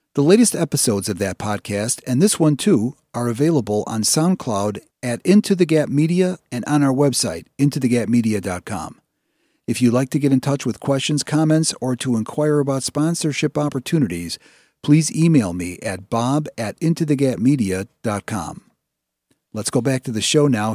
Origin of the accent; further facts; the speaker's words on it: Chicago, Illinois, United States; I'm from the Northwest Side.